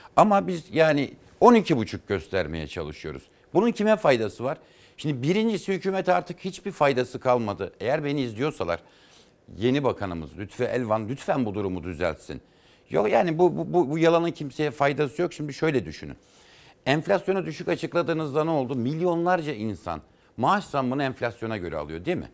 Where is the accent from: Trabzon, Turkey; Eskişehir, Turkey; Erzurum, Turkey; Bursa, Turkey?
Erzurum, Turkey; moved away as an adult; also born or lived in Erzincan / Kars / Ankara; Erzincan'da doğduk. Sonra Erzurum'a tayini çıktı babamın. İşte ben üniversiteyi kazandığımda ilk kez batı tarafına geçtim.